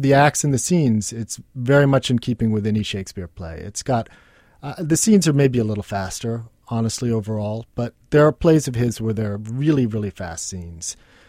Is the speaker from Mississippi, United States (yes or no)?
no; New York City, New York, United States; You know, I grew up with artists in New York City